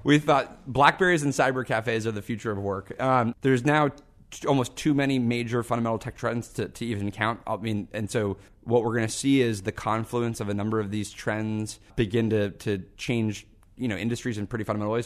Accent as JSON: {"language": "English", "town": "Seattle", "region": "Washington", "country": "United States", "tie": "born or raised there", "said": "I grew up in Seattle"}